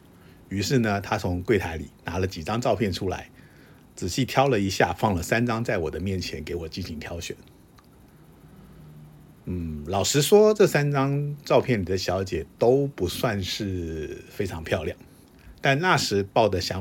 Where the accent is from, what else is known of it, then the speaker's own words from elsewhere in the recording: Japan; Chinese is a second language; 当然过程中还是有常常被人家店家认出来我是日本人而被请出来的状况。